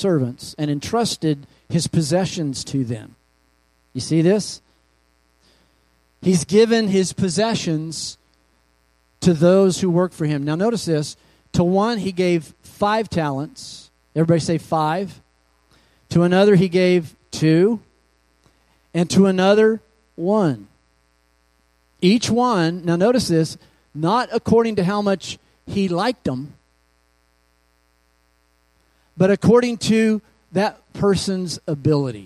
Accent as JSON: {"language": "English", "region": "Kansas", "country": "United States", "tie": "born or raised there", "also_born_or_lived": "Oklahoma", "moved": "yes", "lives_now": "Phoenix, United States", "said": "I was raised in Kansas and Oklahoma"}